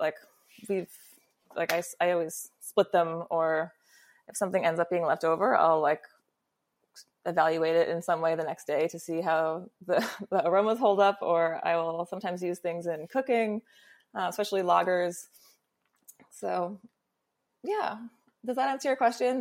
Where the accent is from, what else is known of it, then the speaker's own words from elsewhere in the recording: New York, United States; me as a New Yorker